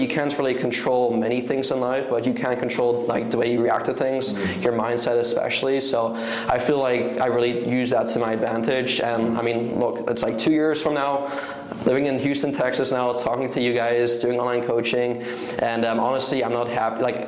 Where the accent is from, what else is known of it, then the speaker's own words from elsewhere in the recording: Netherlands; moved away as an adult; also born or lived in Vancouver, British Columbia, Canada; I watched it all my life growing up in Europe, in the Netherlands